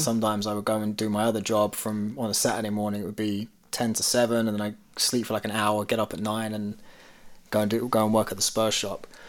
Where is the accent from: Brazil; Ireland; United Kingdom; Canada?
United Kingdom; London; growing up in London mm. because I grew up where you know there were it's very typical stereotypical, but you had a lot of Indian Pakistani families